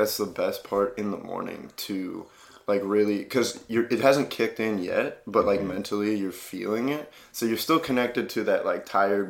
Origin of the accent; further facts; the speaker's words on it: Ohio, United States; I grew up in Ohio.